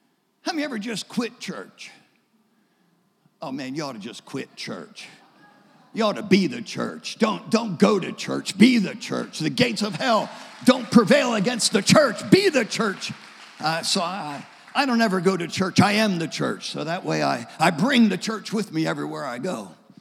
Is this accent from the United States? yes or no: yes; Delaware, United States; I grew up in Delaware. I was born in Delaware.